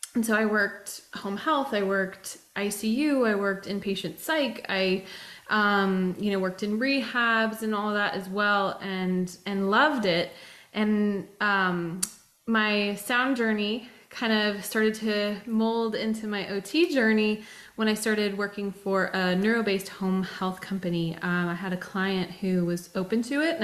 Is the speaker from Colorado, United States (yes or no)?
yes; Colorado Springs, Colorado, United States; moved away as an adult; also born or lived in Phoenix, Arizona; now in Nashville, United States; I was born and raised in Colorado, grew up in Colorado Springs